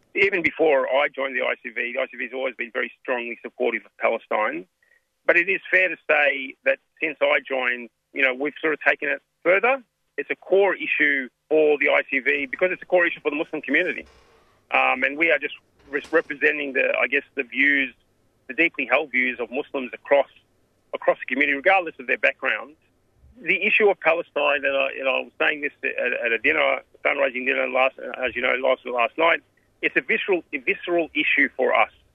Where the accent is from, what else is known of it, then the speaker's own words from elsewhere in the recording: Australia; I was raised here in Australia